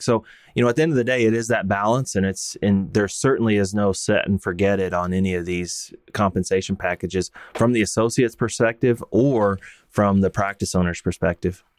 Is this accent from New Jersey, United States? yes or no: no; Texas, United States; I grew up and practiced in Texas